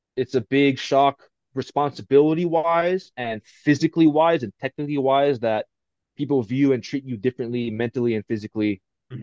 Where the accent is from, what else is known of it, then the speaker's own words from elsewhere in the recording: Pearl City, Hawaii, United States; moved away; being from Hawaii, born and bred in Hawaii